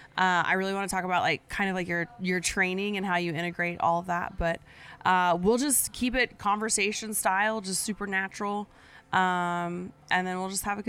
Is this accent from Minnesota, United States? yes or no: no; Oklahoma, United States; I'm actually from Oklahoma. I grew up on the Rock and D Ranch.